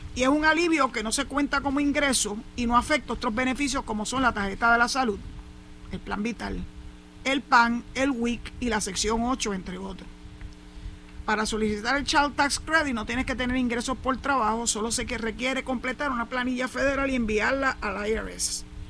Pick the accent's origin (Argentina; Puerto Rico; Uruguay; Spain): Puerto Rico; San Juan; now in Cabo Rojo, Puerto Rico; pocas veces me desplazo en el año para mi ciudad natal, que es San Juan